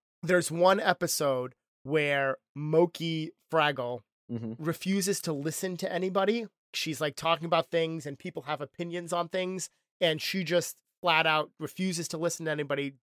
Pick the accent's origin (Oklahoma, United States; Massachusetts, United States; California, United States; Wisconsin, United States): Massachusetts, United States; near Cape Cod; I'm from Massachusetts, right near Cape Cod